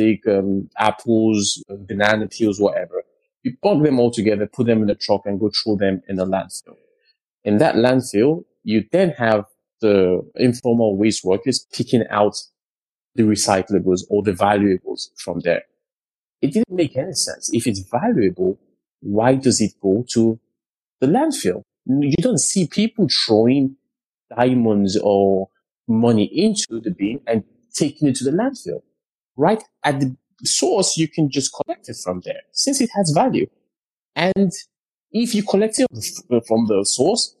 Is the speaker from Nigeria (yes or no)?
yes; Lagos, Nigeria; Nigeria is my home country, and I grew up in the south of Lagos